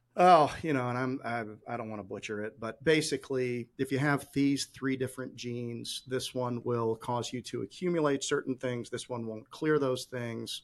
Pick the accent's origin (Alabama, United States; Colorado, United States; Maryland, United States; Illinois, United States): Illinois, United States; Chicago; now in North Carolina, United States; I grew up in Chicago